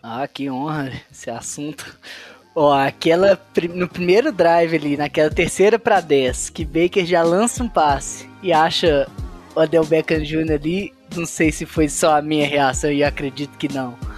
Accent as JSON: {"language": "Portuguese", "town": "Belo Horizonte", "region": "Minas Gerais", "country": "Brazil", "said": "sou de Belo Horizonte"}